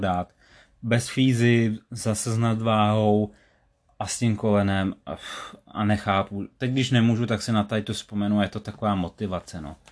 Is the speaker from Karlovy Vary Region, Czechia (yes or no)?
yes; Sokolov area, Karlovy Vary Region, Czechia; u nás na Sokolovsku